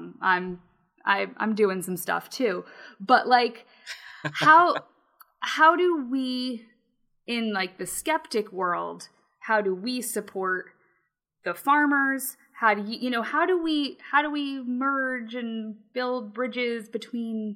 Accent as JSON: {"language": "English", "country": "United States", "said": "I say that as an American"}